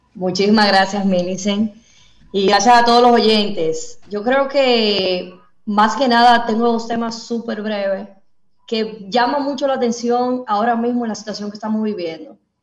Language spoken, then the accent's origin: Spanish; Dominican Republic; nosotros los dominicanos